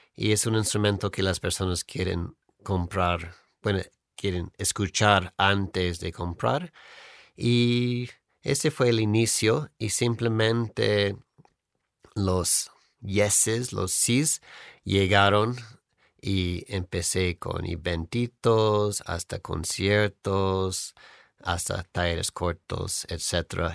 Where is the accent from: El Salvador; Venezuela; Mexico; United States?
United States; near Hollywood, California; Spanish is a second language; moved away; soy de California, cerca de Hollywood